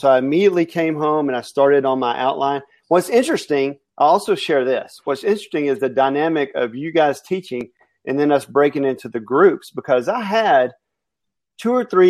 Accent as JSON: {"language": "English", "region": "Alabama", "country": "United States", "said": "And I'm also from Alabama, which that equals poor grammar."}